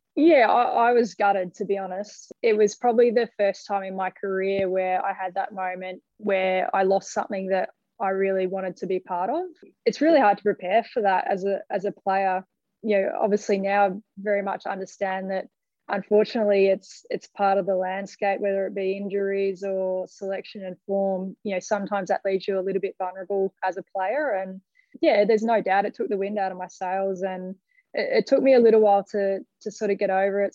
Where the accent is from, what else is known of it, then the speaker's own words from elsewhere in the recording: Melbourne, Victoria, Australia; moved away as an adult; now in Sydney, Australia; I grew up in Melbourne, and when I moved to Sydney 12 years ago now